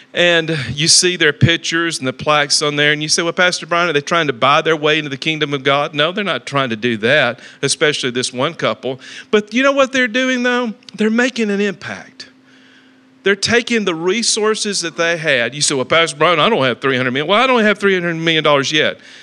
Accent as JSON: {"language": "English", "town": "Talladega", "region": "Alabama", "country": "United States", "moved": "yes", "lives_now": "Dallas-Fort Worth, United States", "said": "I come from Talladega, Alabama"}